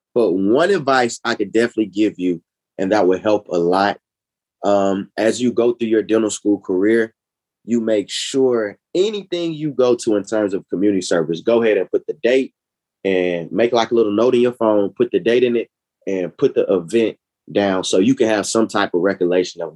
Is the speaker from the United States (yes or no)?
yes; Decatur, Georgia, United States; I am from Decatur, where it's greater.